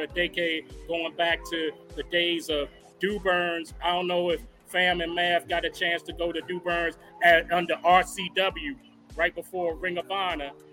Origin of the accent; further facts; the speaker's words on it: Newark, New Jersey, United States; now in DMV area, United States; I'm from Newark originally